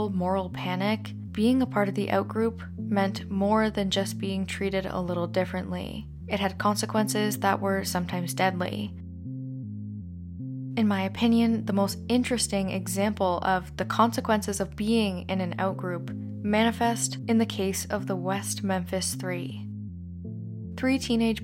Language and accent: English; Canada; As a Canadian